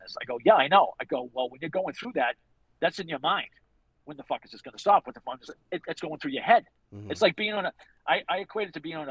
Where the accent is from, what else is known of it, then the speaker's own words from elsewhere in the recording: Boston, Massachusetts, United States; accent: Boston; my Boston accent